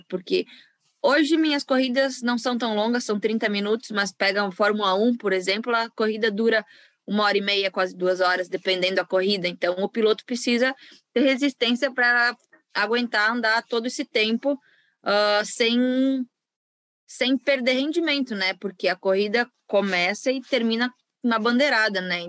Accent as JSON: {"language": "Portuguese", "country": "Brazil", "also_born_or_lived": "western Santa Catarina", "said": "eu do, do Brasil"}